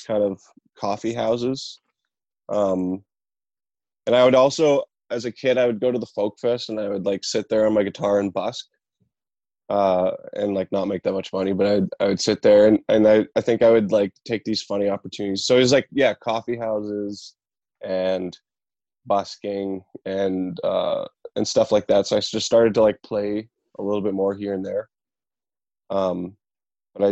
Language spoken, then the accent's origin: English; Boissevain, Manitoba, Canada; I took lessons in my hometown, Boisvain, and then I actually took classical guitar at the Brandon University through high school